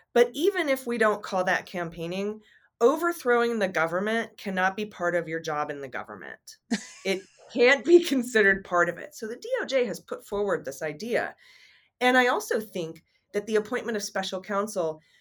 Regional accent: Arizona, United States; moved away as an adult; I'm from Arizona. I'm a daughter of Arizona. I went to Xavier College Prep

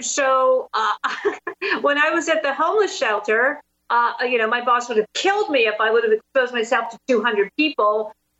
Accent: Pittsburgh, Pennsylvania, United States; So I started my journey in my hometown of Pittsburgh, where I live, and went to a really vibrant area of town called the Strip District.

